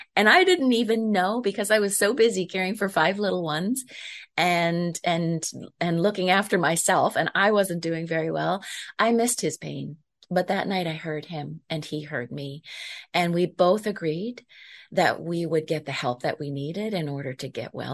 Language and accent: English; Prince Edward Island, Canada; I am from Prince Edward Island, Canada.